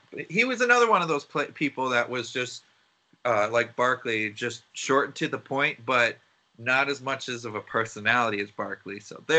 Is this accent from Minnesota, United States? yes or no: yes; Minneapolis, Minnesota, United States; I follow my hometown Timberwolves.